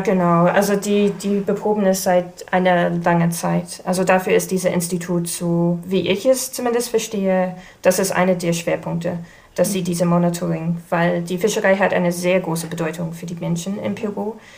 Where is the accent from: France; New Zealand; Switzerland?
New Zealand; German is a second language; moved away as an adult; now in Kiel, Germany; ich komme ursprünglich aus Neuseeland, aber ich bin in Deutschland wegen der Doktorarbeit gelandet.